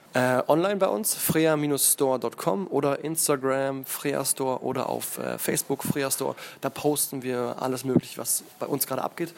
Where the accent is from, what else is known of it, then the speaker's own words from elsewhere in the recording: Berlin, Germany; Ich bin aus Berlin, in Berlin geboren